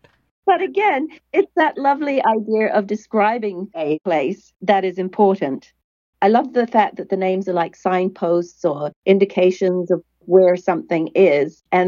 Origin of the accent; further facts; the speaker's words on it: New Zealand; when I was growing up in New Zealand